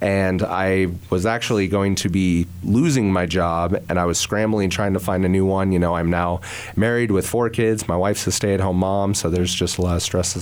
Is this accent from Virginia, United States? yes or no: no; Hays, Kansas, United States; youth director in Hays, Kansas, which is my hometown